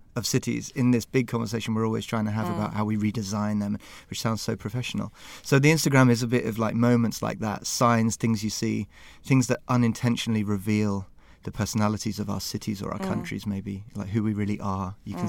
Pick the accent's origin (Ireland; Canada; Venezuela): Ireland; for both of us, I mean, I'm Irish, you know, but city identities are so strong and so flexible and so fantastically inclusive potentially